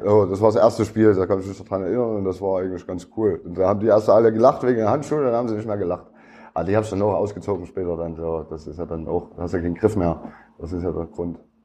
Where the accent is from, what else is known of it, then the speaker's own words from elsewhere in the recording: Leipzig, Saxony, Germany; Ich bin Plagwitz, Leipzig-Plagwitz. Bin ich äh, groß geworden